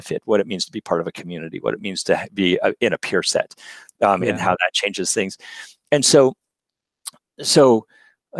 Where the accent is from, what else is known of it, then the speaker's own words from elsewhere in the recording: Berkeley, California, United States; being born in Berkeley and growing up in California